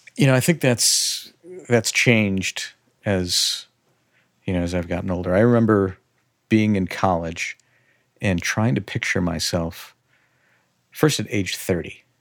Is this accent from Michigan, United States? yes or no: no; Chicago, Illinois, United States; growing up on the north suburbs of Chicagoland, you know, I am as Midwest as you possibly can be.